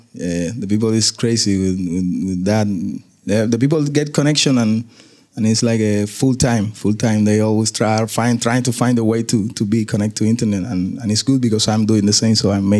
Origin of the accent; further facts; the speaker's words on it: Cuba; English is a second language; I'm from Cuba